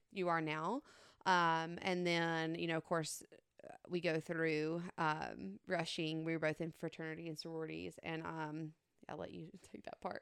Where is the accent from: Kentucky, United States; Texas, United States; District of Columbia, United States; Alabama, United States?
Alabama, United States; Elba; I'm from Elba, small, small town